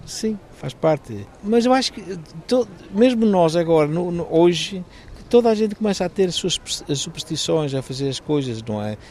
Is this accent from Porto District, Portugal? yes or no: yes; Baião, Porto District, Portugal; eu sou de Baião